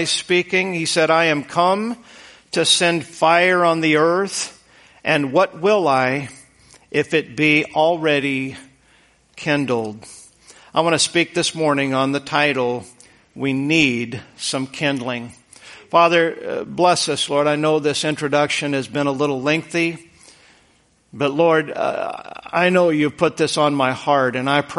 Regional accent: Boise, Idaho, United States; moved away; I grew up in Idaho, and Idaho is, the Boise area was very flat, high desert.

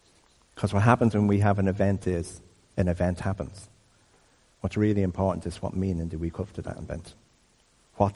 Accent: Dublin, Leinster, Ireland; I grew up in Crumlin

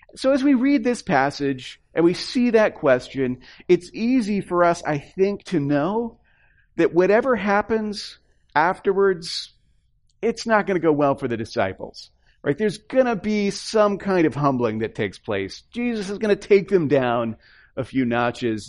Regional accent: the South, United States; moved away; also born or lived in upper Midwest; I come from the South

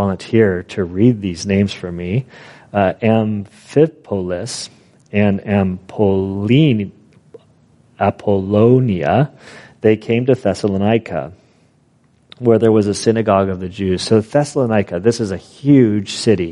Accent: United States; we're American Christians

